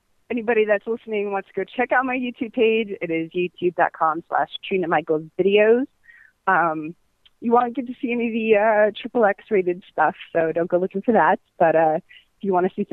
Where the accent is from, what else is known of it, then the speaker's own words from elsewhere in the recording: San Francisco, California, United States; moved away as an adult; also born or lived in Los Angeles; now in Miami, United States; I'm originally from San Francisco, and spent about 5 years in L.A.